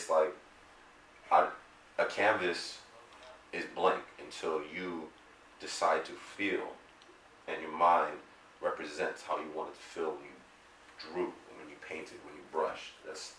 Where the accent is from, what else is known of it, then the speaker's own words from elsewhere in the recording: Long Beach, California, United States; also born or lived in Compton / Florida / San Bernardino; I'm from, I was born in Long Beach, raised kind of Long Beach, Compton, you know, Florida, back to here, mainly San Bernardino for quite some time.